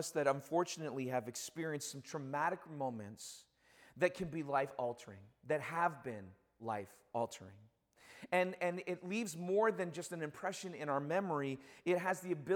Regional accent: Toronto, Ontario, Canada; now in Hamilton, Canada; I do cheer for my hometown team, which is the Argos

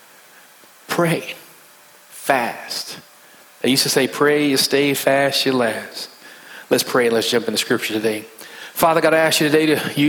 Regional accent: West Virginia, United States; accent: country slang; moved away; I'm from West Virginia, so I have a bit of a country slang

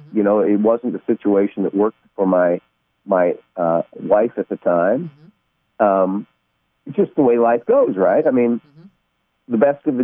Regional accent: Cedar Falls, Iowa, United States; born or raised there; moved away as an adult

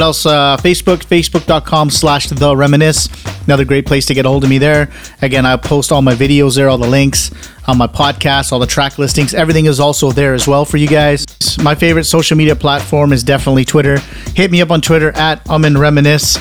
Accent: Canada; I'm Canadian

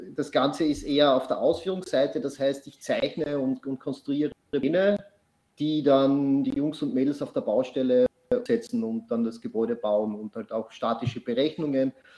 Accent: Austria; Ich komme aus Österreich, nicht aus Australien.

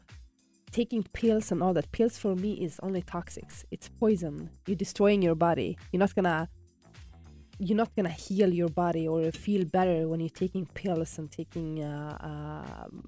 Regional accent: Sweden; moved away as an adult; So I'm from Sweden, and back home in Sweden, I used to work for the government in the social services.

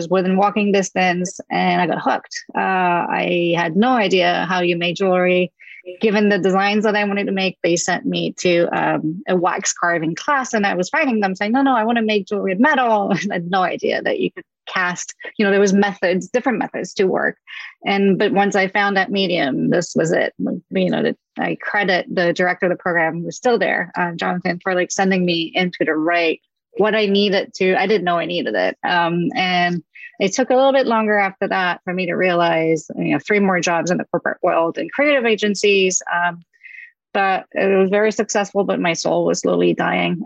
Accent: south of France, France; moved away; I grew up in France, in the south of France on the beach

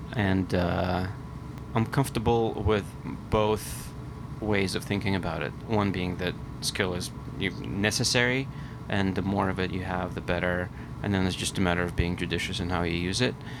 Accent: Vilnius, Vilnius County, Lithuania; moved away as an adult; also born or lived in Philadelphia; now in New York, United States; I grew up in Lithuania. Uh, I moved to Philadelphia when I was uh, 19

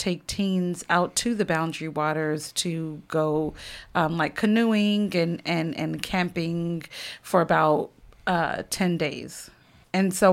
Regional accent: Oakland, California, United States; now in Minneapolis, United States; I'm from Oakland, California originally, and I'm in Minneapolis

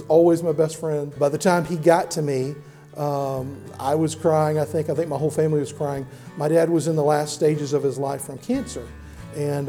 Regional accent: DeSoto, Texas, United States; also born or lived in Austin, Texas / Dallas, Texas; now in Tyler, United States; I grew up in DeSoto, a suburb of Dallas

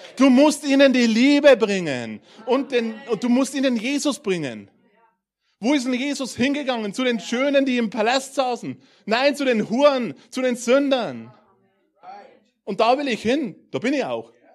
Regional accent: Bavarian Forest, Germany; ich komme aus dem Bayerischen Wald vor zwei Jahren sind wir ein bisschen näher in die Richtung Zivilisation gezogen.

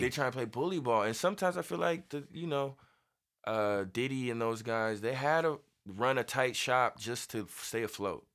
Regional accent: Inglewood, California, United States; I'm from Inglewood

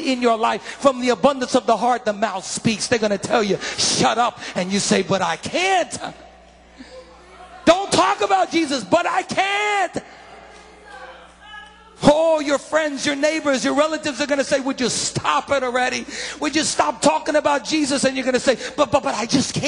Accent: New York, United States; I'm a Giant bandwagoner all the way because I'm a New Yorker

